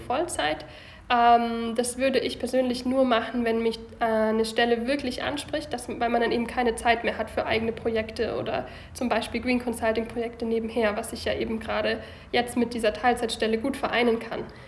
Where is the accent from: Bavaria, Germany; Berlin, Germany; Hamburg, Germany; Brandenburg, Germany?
Bavaria, Germany; Lindau; moved away as an adult; also born or lived in Bayreuth / Baden-Baden; now in Munich, Germany; Ursprünglich komme ich vom Bodensee aus Lindau